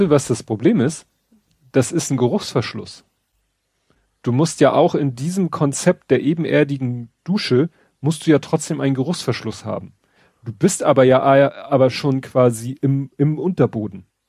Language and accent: German; Hamburg, Germany; für mich als Hamburger